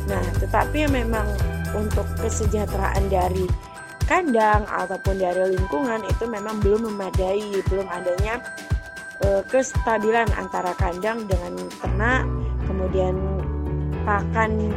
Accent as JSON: {"language": "Indonesian", "region": "South Sumatra", "country": "Indonesia", "said": "saya dari narasumber berasal dari daerah Sumatera Selatan."}